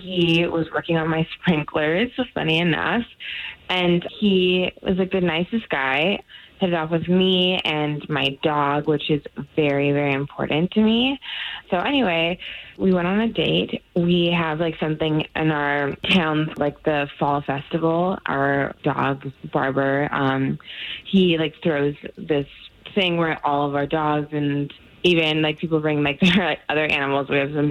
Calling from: College Park, Florida, United States; Hi, I'm calling from College Park.

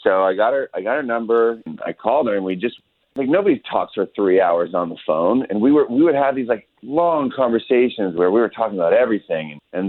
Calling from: Florida, United States; Hey, man, I'm just outside Waterford Lakes.

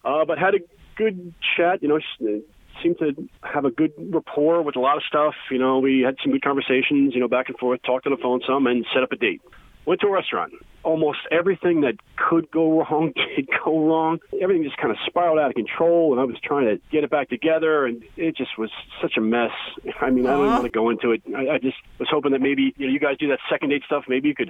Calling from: Beavercreek, United States; I'm calling from Beaver Creek.

